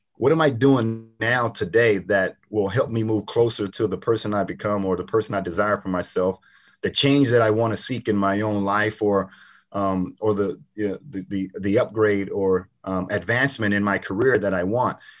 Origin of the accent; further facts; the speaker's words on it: Port Arthur, Texas, United States; I grew up in Port Arthur, Texas